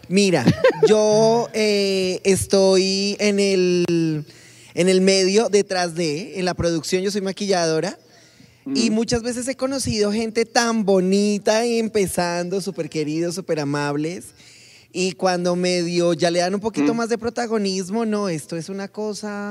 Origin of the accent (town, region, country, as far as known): Colombia